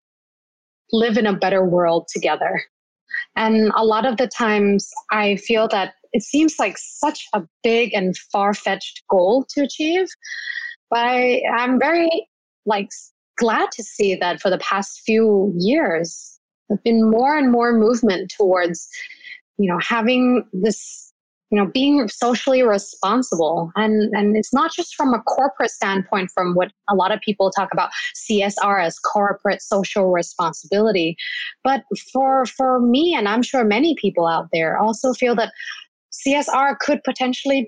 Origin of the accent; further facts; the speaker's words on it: Bangkok, Thailand; I'm originally from Bangkok